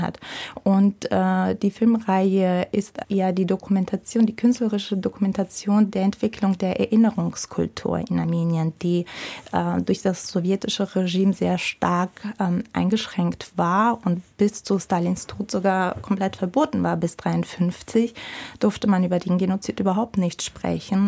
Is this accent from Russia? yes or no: yes; Russia; now in Germany; Ich bin in Russland aufgewachsen